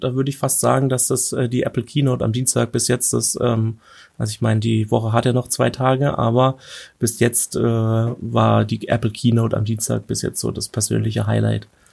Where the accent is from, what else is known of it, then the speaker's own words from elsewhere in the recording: Germany; bei uns in Deutschland